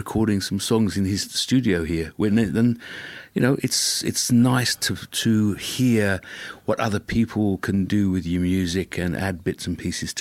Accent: London, United Kingdom; moved away as an adult; now in Dunedin, New Zealand; I'm from London originally, and I arrived here 15 years ago on a music tour, and I've been here ever since

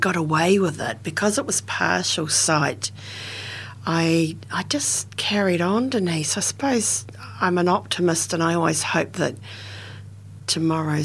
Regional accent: Dunedin, Otago, New Zealand; I was born in Otipoti, Dunedin, and in a suburb called Mornington, Bridges Street, Mornington, and then moved to Bradford when I was just 2 years of age and went to Bradford Primary School. In a kind of rural setting in Dunedin

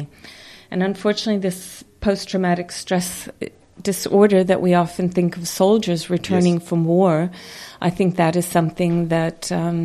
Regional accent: Napier, Hawke's Bay, New Zealand; I am from Napier

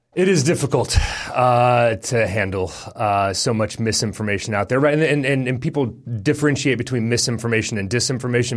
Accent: Texas, United States; now in New Zealand; as an American, as a Texan

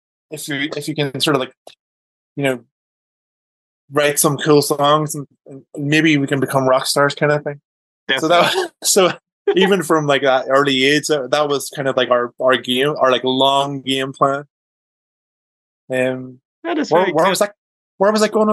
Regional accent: Downpatrick, Northern Ireland, United Kingdom; we grew up in Northern Ireland, and my dad moved jobs. So he moved from, like, one town, like one village to, like, another town, Downpatrick

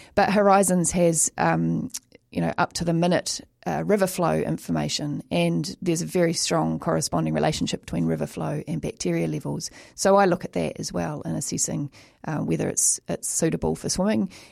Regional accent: New Zealand; as a child growing up in New Zealand, we all had to learn to swim.

